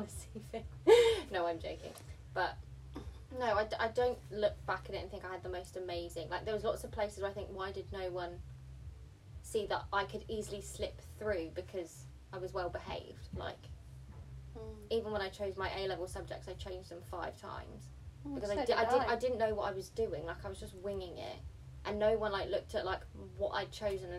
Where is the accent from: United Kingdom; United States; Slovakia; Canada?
United Kingdom; England; English is a second language; also born or lived in South Africa; we moved to England from South Africa when I was, like, 4, so kind of, like, reception age. I remember I couldn't speak English